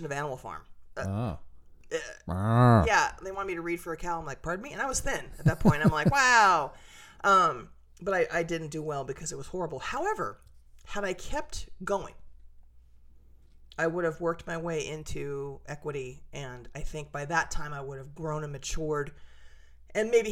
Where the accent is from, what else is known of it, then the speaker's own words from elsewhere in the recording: Chula Vista, California, United States; now in Lebanon, Oregon, United States; growing up in Chula Vista because it was small when I was small, and it grew when I grew.